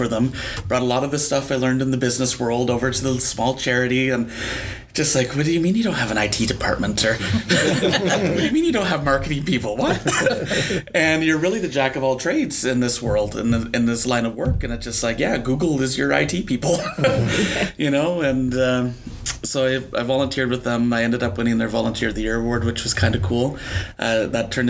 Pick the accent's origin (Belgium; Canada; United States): Canada; Wallaceburg, Ontario; also born or lived in Toronto; I grew up in Wallaceburg, which is a town here in Chatham, Kent